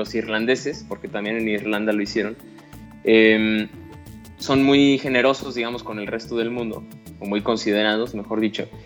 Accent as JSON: {"language": "Spanish", "country": "Mexico", "said": "porque hay que cruzar por los cruces peatonales, no como los mexicanos, como bien dices, cruzamos por donde"}